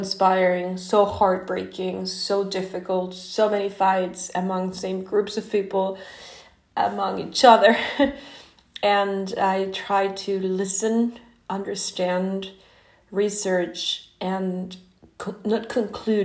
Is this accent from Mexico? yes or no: yes; Mexico; English is a second language; now in Norway; I'm not American, I'm Mexican. And I don't live in Mexico or US, I live in Norway right now